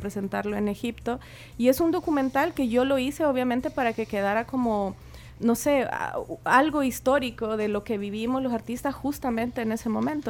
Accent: Chile; como yo también soy chilena

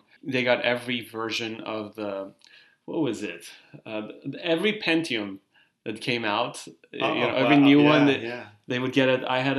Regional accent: Iran; moved away; I grew up in Iran and we were behind about 10 years in most things

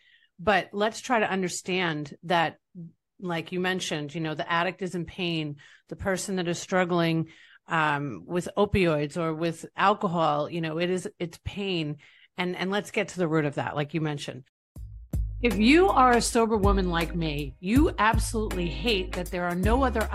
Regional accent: East Rockaway, New York, United States; now in Tampa Bay, United States; I'm from East Rockaway, Long Island, New York.

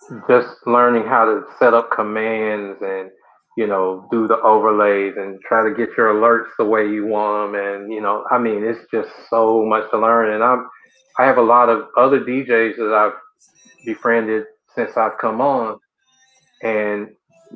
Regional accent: College Park, Georgia, United States; from Atlanta, the College Park, Georgia area, a little bit south of the city

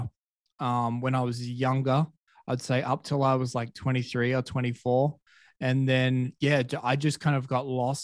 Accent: Perth, Western Australia, Australia; moved away as an adult; also born or lived in Colombia; Perth is my hometown

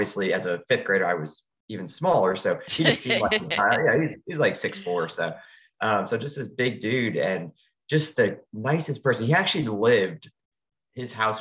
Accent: New Jersey, United States; moved away as an adult; also born or lived in North Carolina / Atlanta, Georgia; I was born and raised in New Jersey, but I have spent my entire professional career, my whole adult life down in the South

